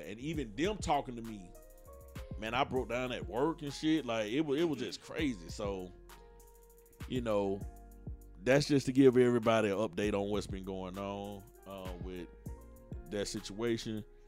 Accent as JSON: {"language": "English", "town": "Atlanta", "region": "Georgia", "country": "United States", "said": "I'm from Atlanta, and you know down here in the South, we always had a family vibe."}